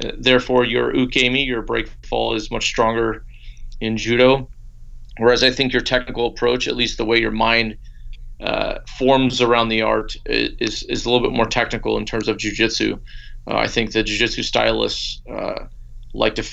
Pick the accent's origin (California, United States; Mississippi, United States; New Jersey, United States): California, United States; Bakersfield; also born or lived in Fresno; We grew up in Bakersfield